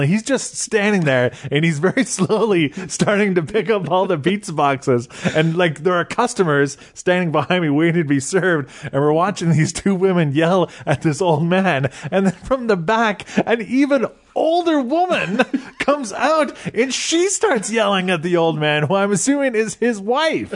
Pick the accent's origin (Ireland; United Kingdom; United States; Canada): Canada; growing up in Canada